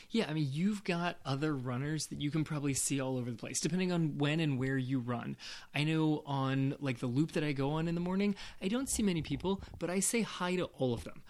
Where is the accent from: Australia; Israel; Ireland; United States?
United States; West Coast; I grew up on the West Coast